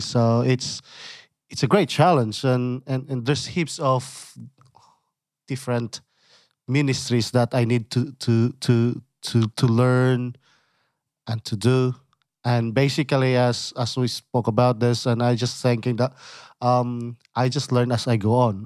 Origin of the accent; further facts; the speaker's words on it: Philippines; moved away as an adult; now in Ballarat, Australia; I came from the Philippines and I grew up there